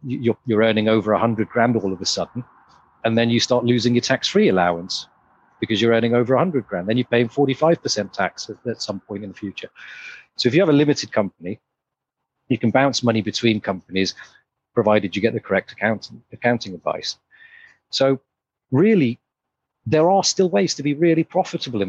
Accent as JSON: {"language": "English", "town": "Leicester", "region": "East Midlands", "country": "United Kingdom", "moved": "yes", "said": "I'm from Leicester originally."}